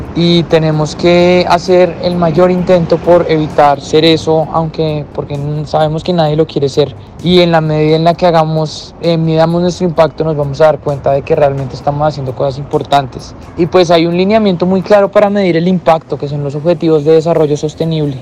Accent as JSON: {"language": "Spanish", "country": "Colombia", "said": "nosotros como colombianos"}